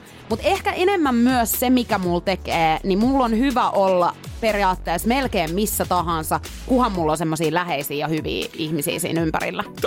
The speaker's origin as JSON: {"language": "Finnish", "town": "Pori", "region": "Satakunta", "country": "Finland", "moved": "yes", "lives_now": "Helsinki, Finland", "said": "mä oon muuttanut pois Porista"}